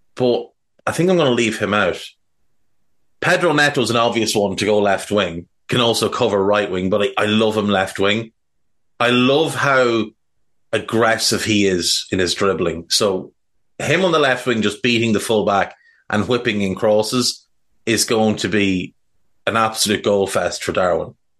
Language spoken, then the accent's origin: English; Ireland; I'm Irish